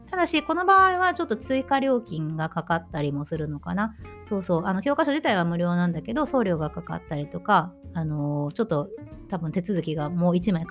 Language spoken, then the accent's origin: Japanese; Japan; born or raised there; moved away as an adult; now in Germany